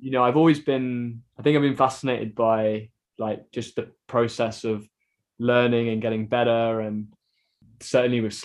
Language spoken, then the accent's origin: English; Stone, West Midlands, United Kingdom; I grew up paddling on the River Trent in Stone